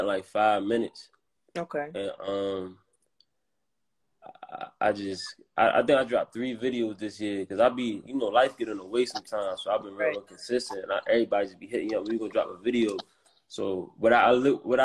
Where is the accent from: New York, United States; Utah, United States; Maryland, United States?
Maryland, United States; Baltimore; growing up in Baltimore, when you from here